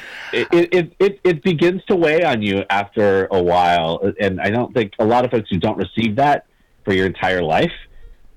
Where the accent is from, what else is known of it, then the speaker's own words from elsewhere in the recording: California, United States; growing up in California and in the West Coast